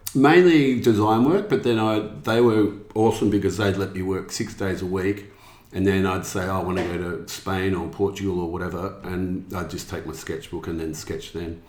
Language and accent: English; Melbourne, Victoria, Australia; also born or lived in London; from Melbourne originally.